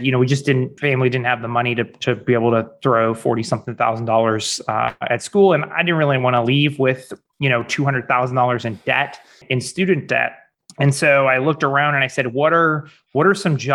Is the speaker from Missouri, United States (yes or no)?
yes; St. Louis, Missouri, United States; also born or lived in Orange County, California / Chicago / Denver, Colorado; Um, I'm originally from St. Louis, Missouri, go Cardinals, and uh, have lived in a number of places since then.